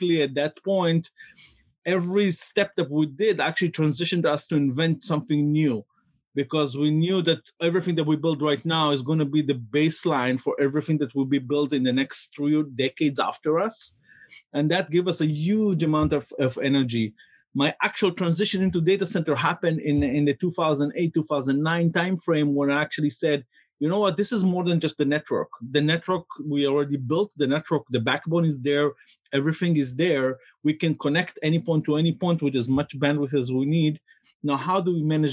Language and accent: English; Jerusalem, Jerusalem District, Israel; now in San Francisco, United States; I was born in Jerusalem, Israel. And I'm ninth generation in Jerusalem